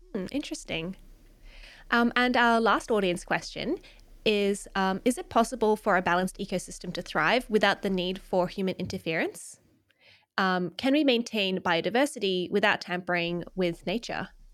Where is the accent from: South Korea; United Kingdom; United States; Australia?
Australia; also born or lived in Melbourne; being an Australian